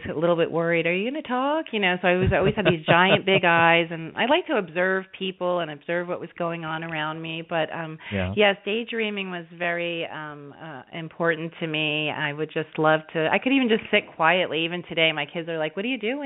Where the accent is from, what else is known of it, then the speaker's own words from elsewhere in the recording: New York, United States; I was born in New York